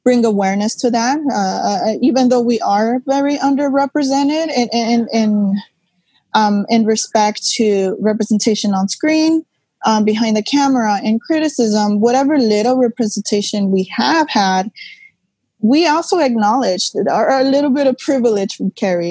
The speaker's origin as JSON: {"language": "English", "town": "Los Angeles", "region": "California", "country": "United States", "tie": "born or raised there", "said": "I was born and raised in East LA, so I embody your stereotypical Chicana"}